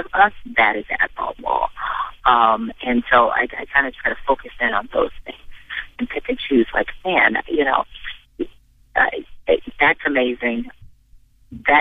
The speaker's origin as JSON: {"language": "English", "region": "Midwest", "country": "United States", "said": "I'm from the Midwest"}